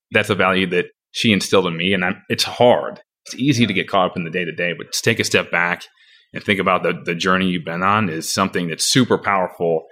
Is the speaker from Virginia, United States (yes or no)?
no; Napoleon, Michigan, United States; my address was technically Jackson, but I'm from Napoleon